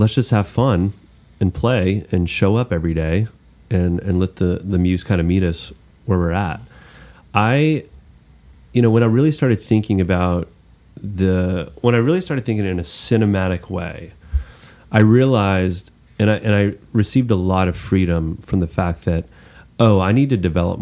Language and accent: English; Texas, United States; as a Texan